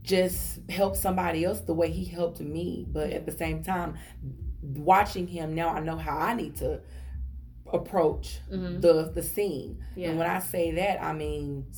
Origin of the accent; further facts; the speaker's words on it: Texas, United States; I'm country. I'm from Texas